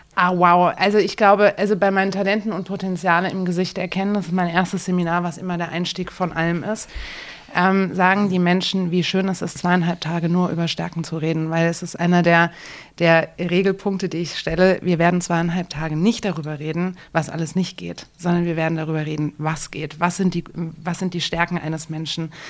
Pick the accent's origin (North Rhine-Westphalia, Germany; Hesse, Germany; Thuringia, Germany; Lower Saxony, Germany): Hesse, Germany; Frankfurt; moved away as an adult; now in Dresden, Germany; ich komme selbst aus Frankfurt